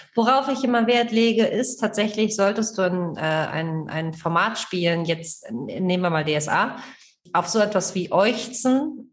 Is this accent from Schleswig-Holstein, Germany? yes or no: yes; Kiel, Schleswig-Holstein, Germany; ich komme aus Kiel